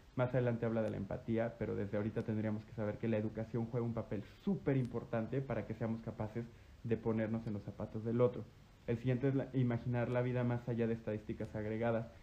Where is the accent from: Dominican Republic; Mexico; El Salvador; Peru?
Mexico; Guanajuato; desde mi primaria hasta mi, y toda mi secundaria estudié en el Lux, en el Instituto Lux en Guanajuato